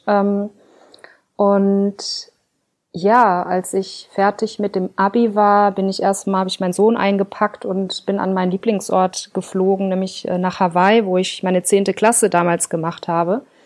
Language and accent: German; Ruhr area, North Rhine-Westphalia, Germany; Aufgewachsen bin ich im Ruhrgebiet